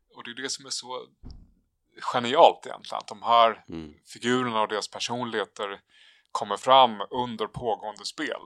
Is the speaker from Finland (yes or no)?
no; Sweden; oss svenskar